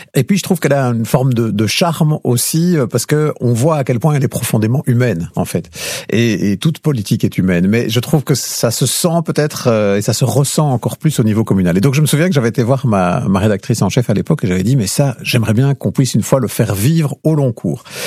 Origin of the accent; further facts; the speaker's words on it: Lierneux, Wallonia, Belgium; j'ai grandi en fait à Lierneux, dans une petite commune